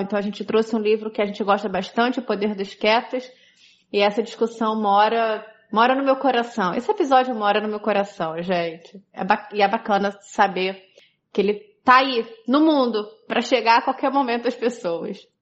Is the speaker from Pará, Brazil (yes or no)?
no; Caruaru, Pernambuco, Brazil; sou de Caruaru, Pernambuco